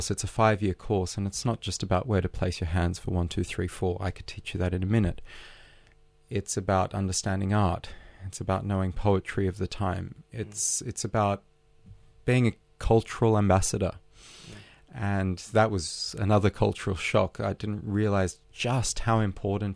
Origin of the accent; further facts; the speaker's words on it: Sydney, New South Wales, Australia; English is a second language; moved away as an adult; also born or lived in Odessa, Ukraine / St. Petersburg, Russia / Berlin, Germany; I'm an Australian boy who grew up in Bondi